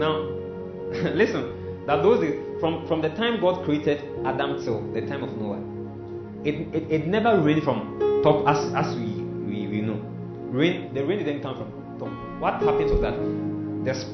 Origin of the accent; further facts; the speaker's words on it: Kumasi, Ashanti, Ghana; English is a second language; I'm coming from Kumasi. I don't understand English.